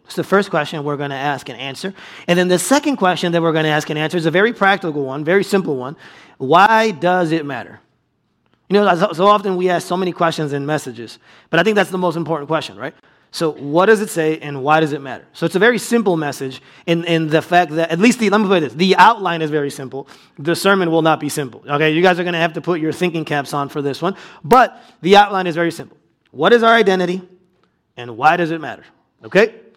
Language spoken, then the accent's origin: English; United States; being American